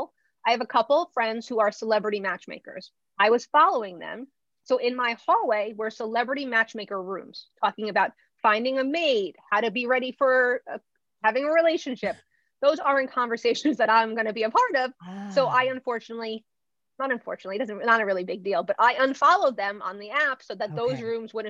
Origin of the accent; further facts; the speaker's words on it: New Jersey, United States; I'm from Jersey